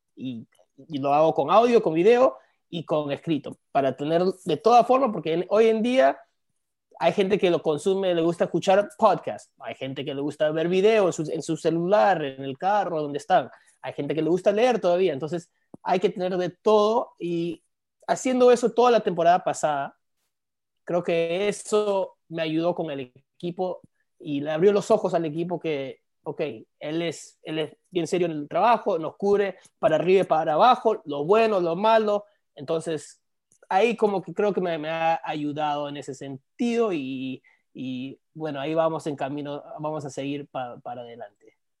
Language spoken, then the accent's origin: Spanish; South Florida, United States; also born or lived in New Jersey / New York; yo soy de acá, soy de la Sur Florida, ah, me crié acá.